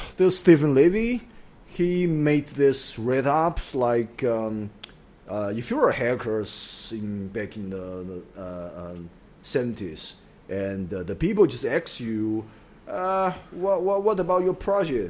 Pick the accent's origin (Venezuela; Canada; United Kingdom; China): China; Chengdu, Sichuan; English is a second language; moved away; also born or lived in Hong Kong; I was born in Chengdu. I grew up there.